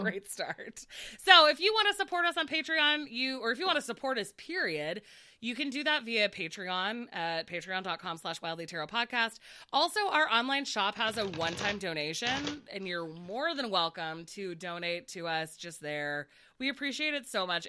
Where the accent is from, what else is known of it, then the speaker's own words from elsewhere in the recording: United States; I was raised in the United States and have never been to Asia or lived in Asia